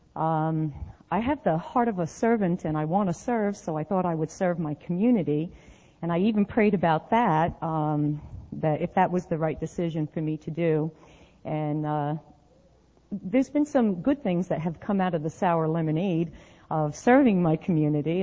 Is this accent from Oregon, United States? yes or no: no; New Jersey, United States; moved away as an adult; since I left New Jersey